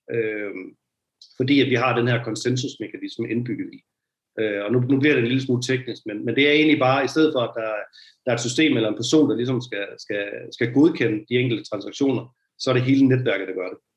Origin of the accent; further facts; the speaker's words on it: Jutland, Denmark; jeg er en jyde